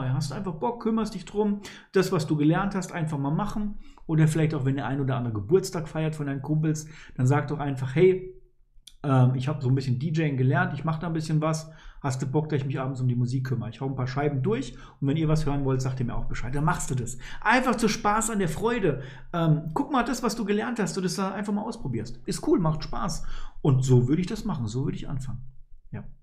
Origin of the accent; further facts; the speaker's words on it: Poland; born there; Als gebürtiger Pole empfehle ich dir, Polen auf jeden Fall zu besuchen.